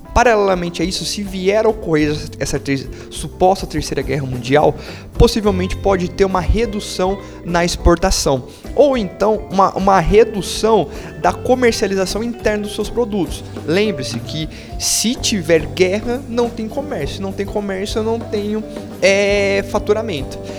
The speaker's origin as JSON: {"language": "Portuguese", "country": "Brazil", "said": "nosso dia a dia enquanto brasileiros"}